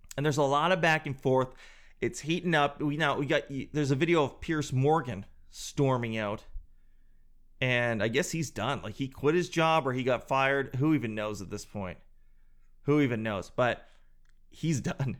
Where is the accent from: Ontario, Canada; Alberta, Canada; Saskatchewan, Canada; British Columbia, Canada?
Alberta, Canada; Calgary; my home town, my hometown, Calgary